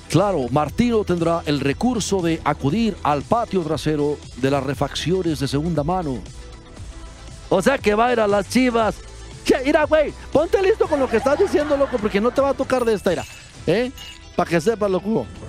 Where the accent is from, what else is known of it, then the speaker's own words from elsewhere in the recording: Mexico; Soy mexicano